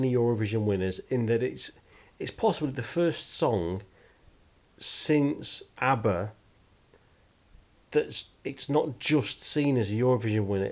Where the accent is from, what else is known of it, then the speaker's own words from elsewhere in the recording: United Kingdom; we're British